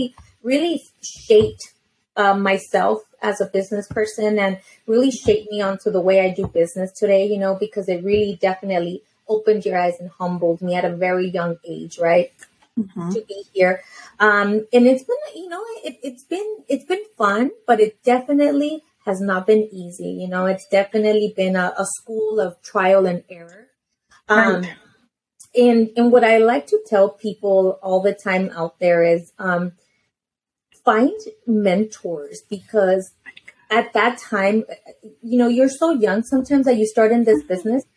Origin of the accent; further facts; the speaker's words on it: Los Angeles, California, United States; I'm from Los Angeles. I was born in Los Angeles